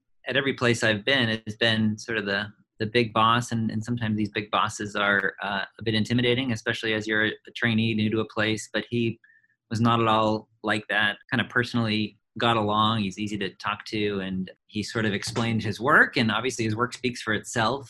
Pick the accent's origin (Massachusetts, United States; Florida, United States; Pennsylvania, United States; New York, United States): Massachusetts, United States; Boston; moved away as an adult; also born or lived in Worcester, Massachusetts; now in Cincinnati, United States; I grew up in Boston. Both my parents grew up in Boston.